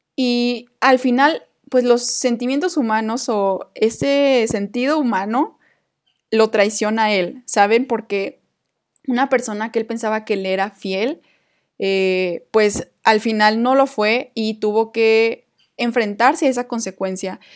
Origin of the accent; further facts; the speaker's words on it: Coahuila, Mexico; moved away as an adult; now in Guadalajara, Mexico; en mi tierra natal